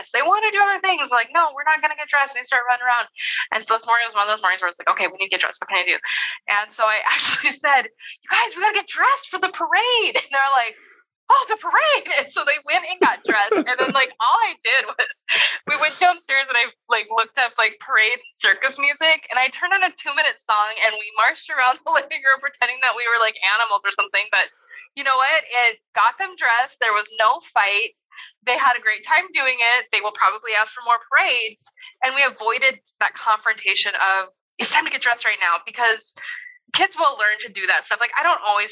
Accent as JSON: {"language": "English", "region": "North Dakota", "country": "United States", "tie": "born or raised there", "moved": "yes", "lives_now": "Indiana, United States", "said": "I grew up in North Dakota"}